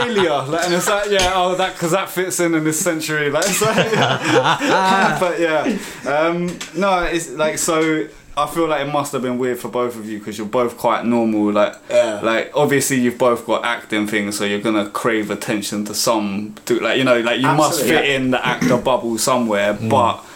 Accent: London, United Kingdom; also born or lived in Roehampton; I lived in Battersea, Winstanley Estate, rough one

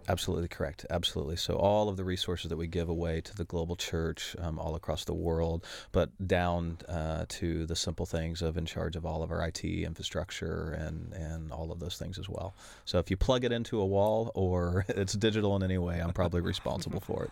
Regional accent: Oklahoma City, Oklahoma, United States; I am from Oklahoma City, Oklahoma

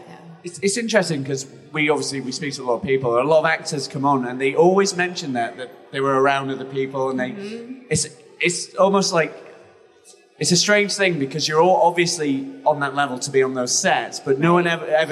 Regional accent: England, United Kingdom; I come from England

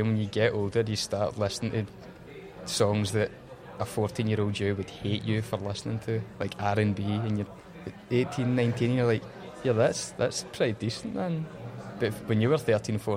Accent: Motherwell, Scotland, United Kingdom; I was from Motherwell, man, Lanarkshire

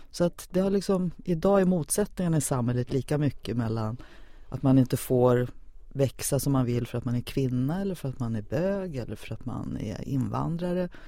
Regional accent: Sollefteå, Västernorrland County, Sweden; born there; accent: Stockholm; Men du vet, man låter som en stockholmare när man är född i Sollefteå av halländska föräldrar.

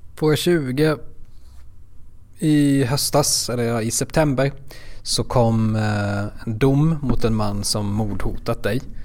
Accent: Småland, Sweden; är smålänning

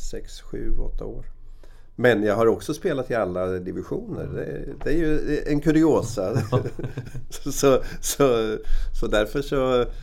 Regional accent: Rimforsa, Östergötland, Sweden; Varför ska jag spela i ett B-lag när jag kan spela hemma i Rimforsa?

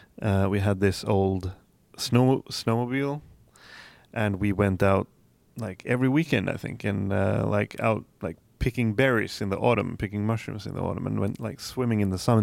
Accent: Dalarna County, Sweden; English is a second language; Well, I come from the Swedish countryside, and it's really puts us like in the middle of Sweden, more or less, like southern part, kind of.

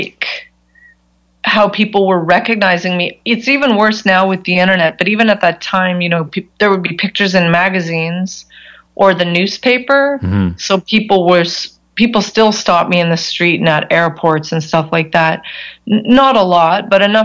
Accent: Canada; I'm nobody from Canada

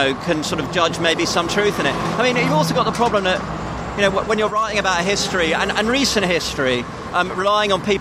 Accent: Sutton, London, United Kingdom; I was brought up in Athens suburbs around Sutton

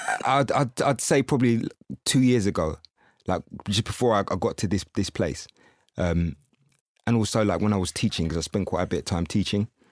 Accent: Windsor, South East England, United Kingdom; I was brought up in Windsor

